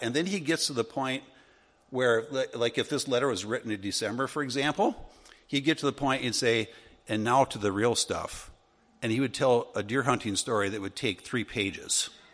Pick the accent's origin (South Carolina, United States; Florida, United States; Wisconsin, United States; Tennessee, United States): Wisconsin, United States; where I grew up in Wisconsin